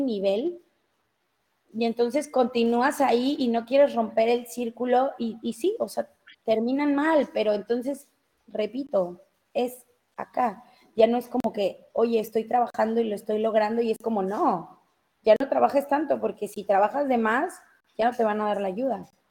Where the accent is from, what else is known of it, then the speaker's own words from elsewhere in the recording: Mexico City, Mexico; accent: chilango; mi familia es mexicana, criada en México, nacida en México, yo soy mexicana